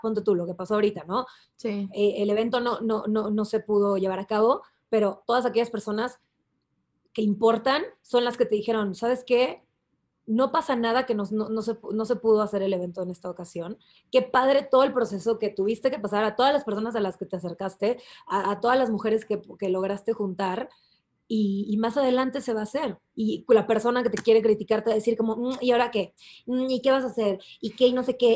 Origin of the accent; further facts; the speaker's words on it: Mexico; aquí como mexicanos